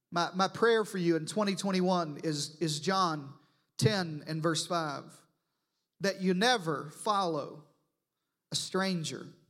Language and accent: English; Arkansas, United States; now in Texas, United States; I'm from Arkansas